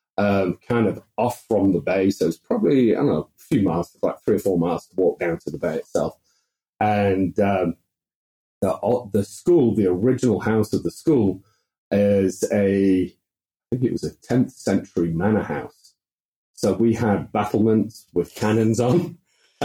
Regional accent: the north of Britain, England, United Kingdom; moved away as an adult; also born or lived in Netherlands / Kenya; now in United States; we moved back to the north of Britain, which is where my folks grew up

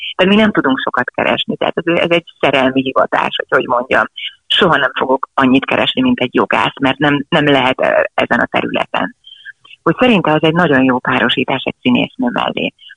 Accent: Želiezovce, Nitra Region, Slovakia; moved away; egy 150 fős pici faluban éltünk, vagy éltek a szüleim akkor a nagyszülőkkel együtt, és onnan a város Zseliz, ahol aztán később éltünk

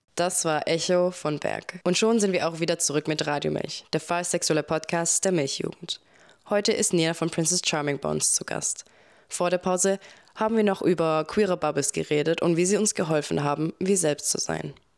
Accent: Singapore; moved away as an adult; now in Switzerland; ich bin in Singapur aufgewachsen

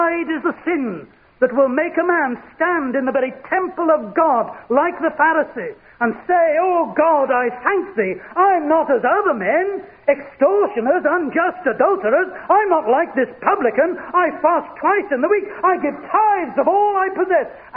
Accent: United Kingdom; we are British

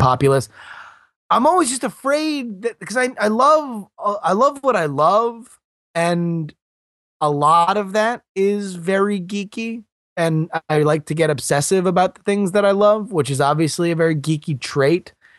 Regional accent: Fort Lauderdale, Florida, United States; also born or lived in Texas / California / Syracuse, New York; I was born in Texas. I lived in California and South Florida and pretty much Sun Belt states my entire life, and mostly grew up around the Fort Lauderdale area

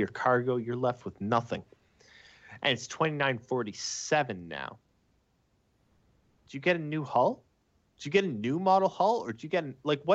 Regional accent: Canada; I'm from Canada. I'm a Canadian

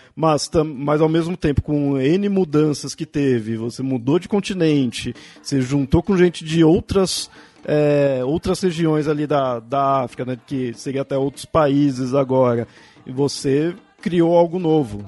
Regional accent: São Paulo, Brazil; eu sou aqui de São Paulo

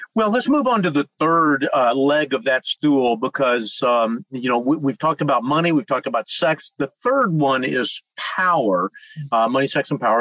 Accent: Charlotte, North Carolina, United States; my hometown of Charlotte, North Carolina

